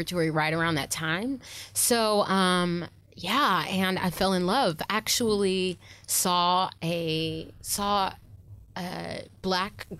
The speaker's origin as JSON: {"language": "English", "town": "Plano", "region": "Texas", "country": "United States", "tie": "born or raised there", "moved": "yes", "said": "I'm originally from Texas, Plano, Texas, right outside of Dallas"}